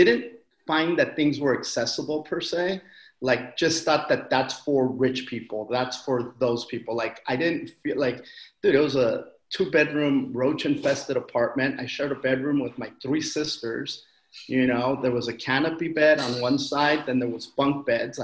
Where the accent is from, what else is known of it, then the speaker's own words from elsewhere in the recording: Wilmington, California, United States; I am from a town called Wilmington, California, over in the South Bay, a harbor area